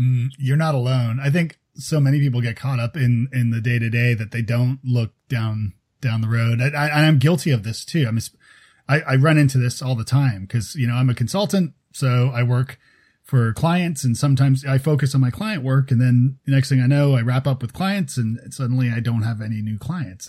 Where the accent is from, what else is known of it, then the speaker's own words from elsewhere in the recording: Toronto, Ontario, Canada; moved away; I'm from Toronto originally.